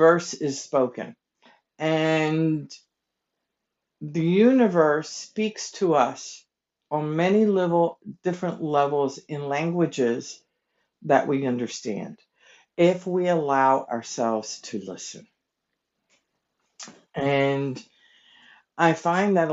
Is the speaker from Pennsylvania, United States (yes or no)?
yes; King of Prussia, Pennsylvania, United States; I'm from King of Prussia